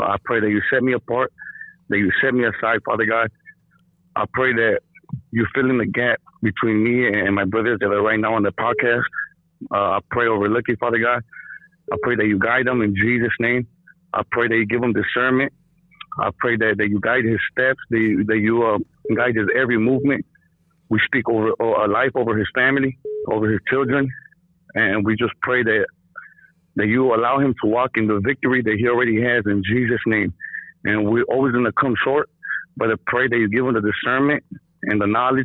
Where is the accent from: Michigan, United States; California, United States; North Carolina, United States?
California, United States; Los Angeles; I grew up in East